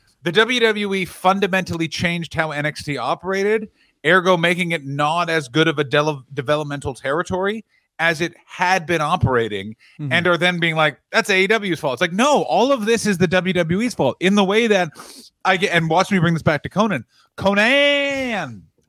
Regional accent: Cuba; Actually, I'm from Cuba, which is in fact not Mexico.

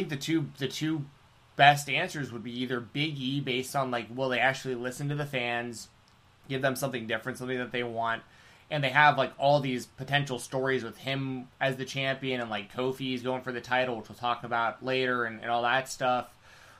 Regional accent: Atlanta, Georgia, United States; I am Jewish. I'm from Atlanta.

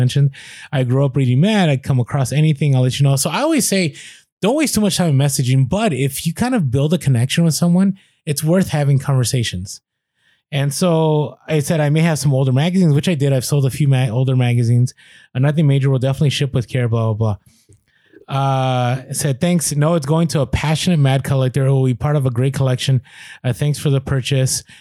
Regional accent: San Francisco, California, United States; I grew up in San Francisco

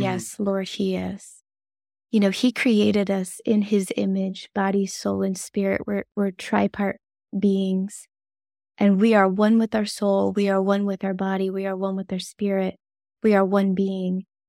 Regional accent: the South, United States; accent: Southern; I've been told I have a Southern accent.

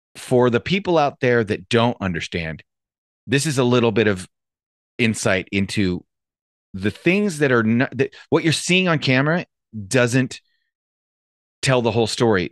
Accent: Santa Clarita, California, United States; I grew up in Santa Clarita

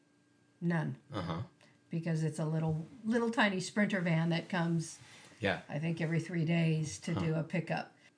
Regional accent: Carpinteria, California, United States; I grew up on Starpine Road

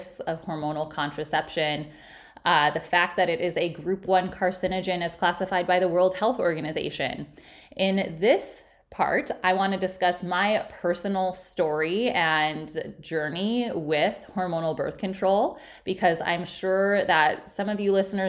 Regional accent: Illinois, United States; moved away as an adult; also born or lived in Milwaukee / San Diego / South Carolina; I'm originally from Illinois.

